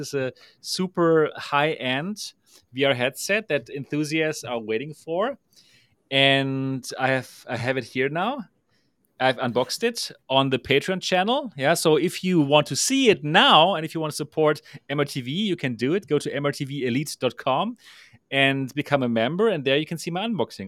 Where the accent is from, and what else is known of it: Germany